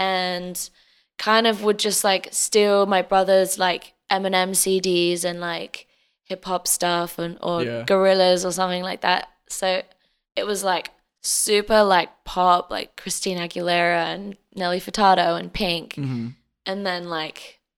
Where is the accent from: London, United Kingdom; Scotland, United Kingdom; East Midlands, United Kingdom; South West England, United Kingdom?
East Midlands, United Kingdom; Derby; I guess growing up in England was like very Britpop and rock and stuff.